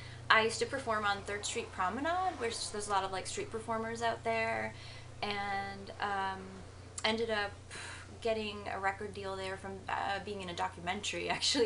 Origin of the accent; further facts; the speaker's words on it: Boston, Massachusetts, United States; moved away as an adult; also born or lived in New York / Los Angeles; now in San Francisco, United States; I was in New York, but I'm originally from Boston.